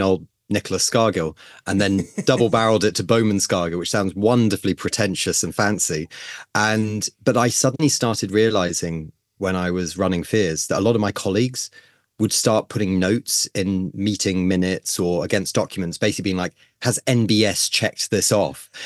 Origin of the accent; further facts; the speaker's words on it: United Kingdom; as a Brit